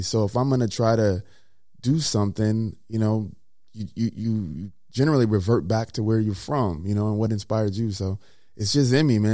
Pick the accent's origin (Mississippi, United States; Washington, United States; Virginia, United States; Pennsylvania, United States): Mississippi, United States; moved away; also born or lived in Minnesota; I'm a kid from Mississippi